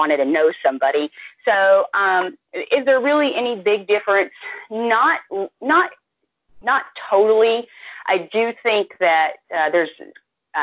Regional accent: Dallas, Texas, United States; moved away as an adult; now in North Carolina, United States; I'm from the Dallas area

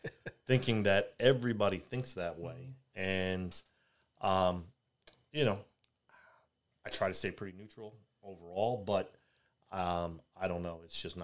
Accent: New York City, New York, United States; now in Richmond, United States; I grew up single mother in New York City, raising two boys

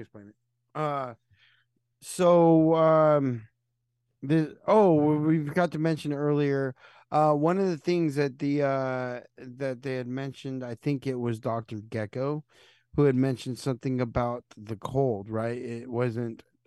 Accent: United States; I'm American

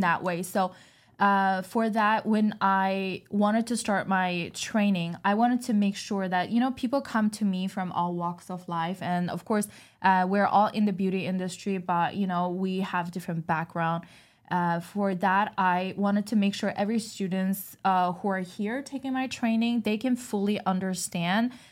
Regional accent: China; moved away; I was born and raised in China

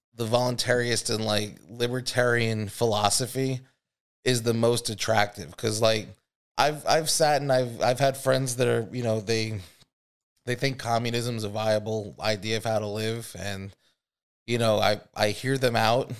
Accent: Lynbrook, New York, United States; I'm from Long Island too. I'm from, uh, Nassau County, Lynbrook.

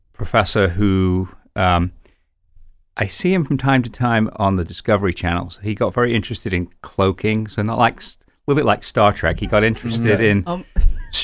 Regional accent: United Kingdom; also born or lived in London; now in United States; being British

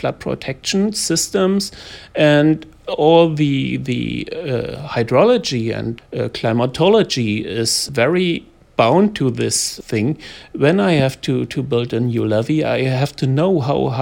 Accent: East Germany, Germany; English is a second language; I grew up in East Germany when the wall was still active

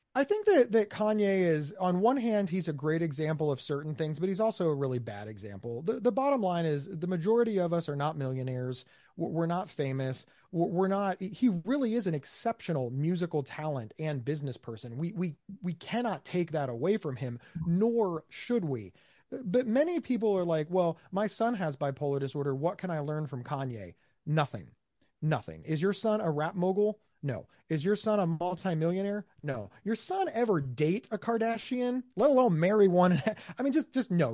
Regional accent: United States; I'm from America

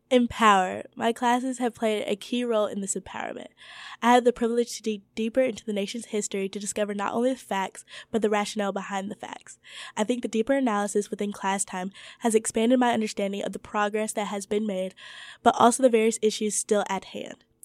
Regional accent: Georgia, United States; to ignore the pressing issues that are affecting the state which we reside in for school, as well as my home state of Georgia.

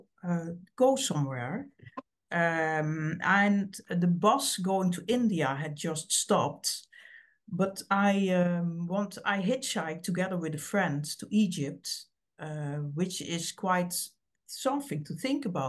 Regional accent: Heerlen, Limburg, Netherlands; English is a second language; And I was born in Heerlen, and it's an old mining town. So when I grew up, the mines closed

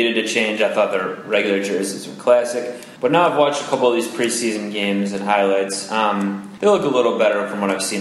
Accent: Cleveland, Ohio, United States; I'm from Cleveland

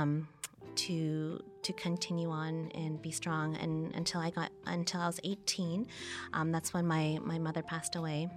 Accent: Toronto, Ontario, Canada; I was born and I grew up in Toronto in Canada

